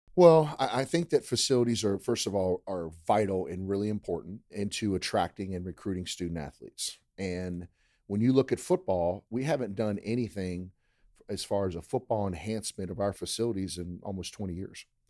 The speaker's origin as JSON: {"language": "English", "region": "Maryland", "country": "United States", "tie": "born or raised there", "moved": "as an adult", "lives_now": "Lake Charles, United States", "said": "I grew up in Maryland, so I grew up a blue crab fan"}